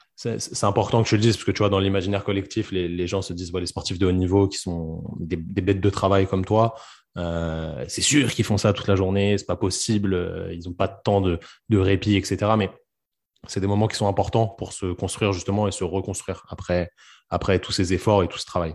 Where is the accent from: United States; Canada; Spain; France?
France; chez nous en France